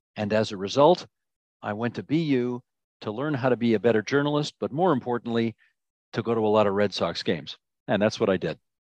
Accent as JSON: {"language": "English", "town": "Hamilton", "region": "Ontario", "country": "Canada", "tie": "born or raised there", "also_born_or_lived": "Toronto", "said": "I'm from Hamilton, Ontario, born and raised, moved to Toronto when I was 18"}